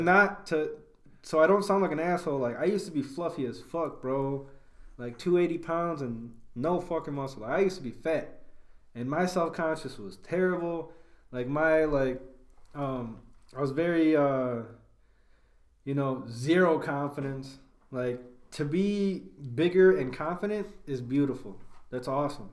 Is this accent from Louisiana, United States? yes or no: no; Elgin, Illinois, United States; We are both from Elgin